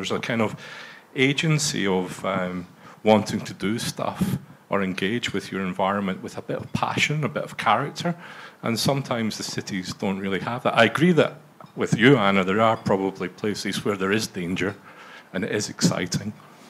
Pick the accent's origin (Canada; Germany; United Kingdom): United Kingdom; outside Glasgow, Scotland; as a young kid sort of growing up outside Glasgow